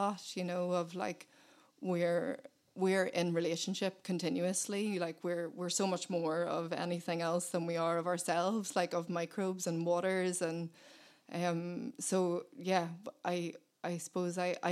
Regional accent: Belfast, Northern Ireland, United Kingdom; I was born in Belfast, and we moved out to the countryside when I was 8.

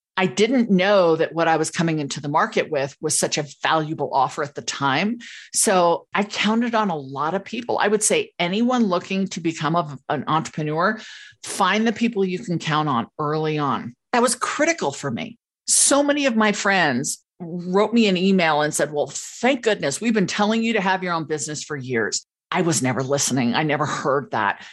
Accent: Los Angeles, California, United States; moved away as an adult; now in Colorado, United States; I grew up in Los Angeles

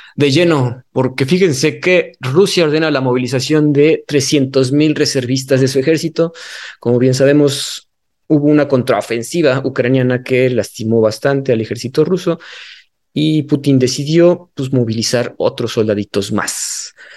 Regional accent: Mexico; si son mexicanos tenemos que tramitar nuestra cartilla

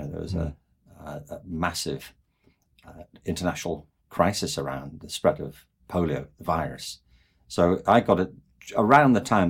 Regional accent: Liverpool, North West England, United Kingdom; born there; Yeah, I was born in 1950 in Liverpool, and it was a city that had been devastated in the Second World War.

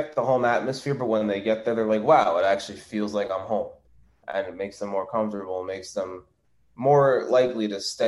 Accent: Ocean, New Jersey, United States; I was born and raised in Ocean, New Jersey. So I've been here my whole life

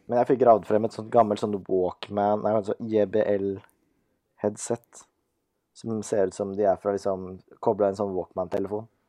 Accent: Nesodden, Akershus, Norway; vi er jo begge fra Nesodden, samme kull, samme vennegjeng

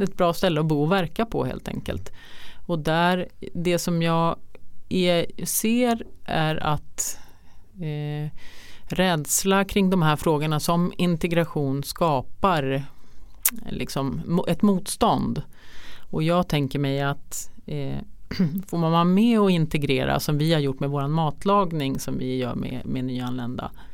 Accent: Trosa, Södermanland, Sweden; jag är uppvuxen i Trosa

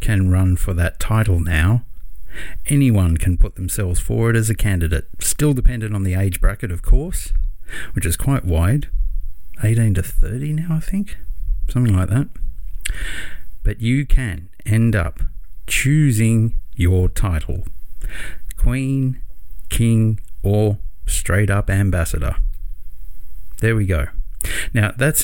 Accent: Australia; my hometown

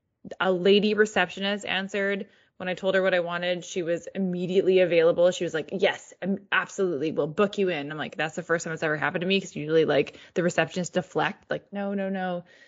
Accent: Canada; because we are Canadian

